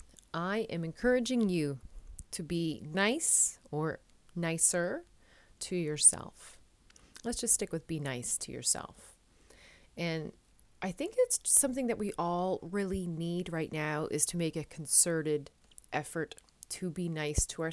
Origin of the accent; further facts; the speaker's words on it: Newfoundland and Labrador, Canada; moved away as an adult; now in Netherlands; I am a Newfoundlander, a Canadian as well, of course, coming to you from a city just south of Amsterdam in the Netherlands